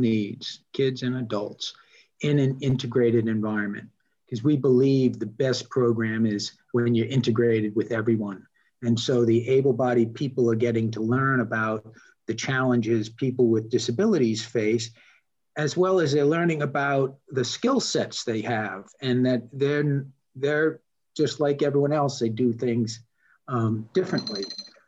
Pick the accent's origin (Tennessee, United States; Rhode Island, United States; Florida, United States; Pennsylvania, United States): Rhode Island, United States; Newport; I grew up in Newport, Rhode Island